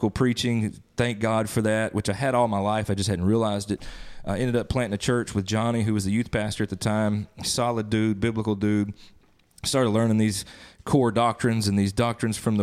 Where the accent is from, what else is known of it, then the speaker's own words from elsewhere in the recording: Northeast Mississippi, United States; moved away as an adult; also born or lived in Nashville, Tennessee; now in Jonesboro, United States; I was born and raised in Northeast Mississippi, ended up in Nashville for a time, and then over here to the flatlands over here in the Delta of Jonesboro